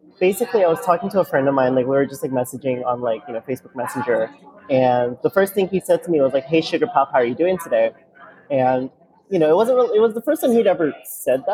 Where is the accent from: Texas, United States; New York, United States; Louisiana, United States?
Louisiana, United States; New Orleans; also born or lived in Taiwan / Bay Area, California; I was born in Taiwan. My entire family is from Taiwan. Like, even my sister, who is a year and 2 months younger than me, was born there. But we moved here when I was three to New Orleans, and we grew up here ever since